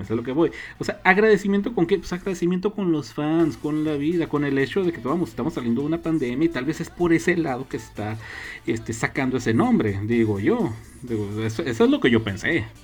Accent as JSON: {"language": "Spanish", "country": "Mexico", "said": "somos mexicanos"}